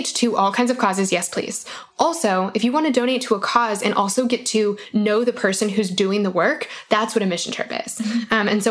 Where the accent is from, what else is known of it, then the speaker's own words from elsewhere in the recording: Colorado, United States; I'm from Colorado. I'm the worst Coloradan ever.